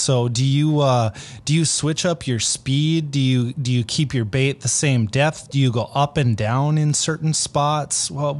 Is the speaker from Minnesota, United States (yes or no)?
yes; Minnesota, United States; I am from Minnesota